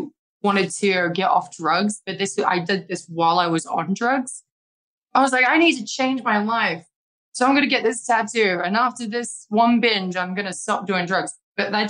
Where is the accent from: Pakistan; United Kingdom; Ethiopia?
United Kingdom; moved away; my home country, my family can come along